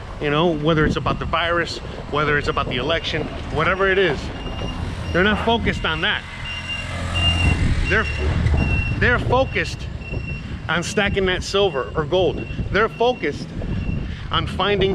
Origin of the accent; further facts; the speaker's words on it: United States; I'm American